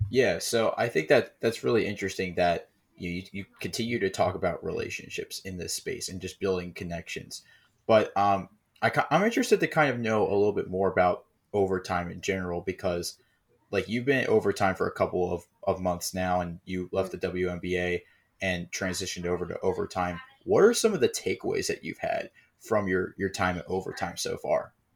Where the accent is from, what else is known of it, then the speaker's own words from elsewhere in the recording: Maryland, United States; we're also from the D M V. We're actually from Maryland